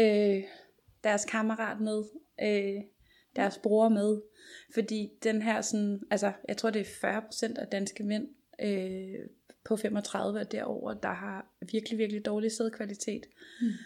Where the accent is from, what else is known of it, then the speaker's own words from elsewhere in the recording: Copenhagen, Capital Region of Denmark, Denmark; nu kommer jeg her fra København